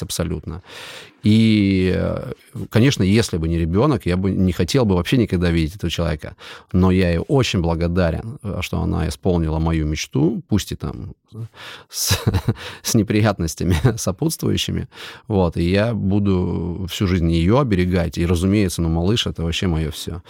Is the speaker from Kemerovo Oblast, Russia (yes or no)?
yes; Siberia, Kemerovo Oblast, Russia; moved away; я родился в Кемеровской области, это вообще далеко отсюда, это Сибирь, мы ментально другие люди